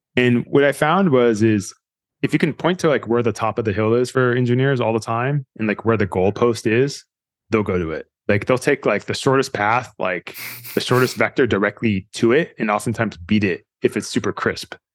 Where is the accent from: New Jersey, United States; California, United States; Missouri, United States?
California, United States; Fremont; I grew up in the Valley in Fremont in early 80s